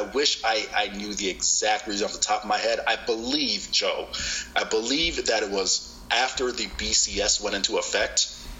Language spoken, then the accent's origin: English; Tampa, Florida, United States; I'm born and raised in Tampa, and it's where I am now.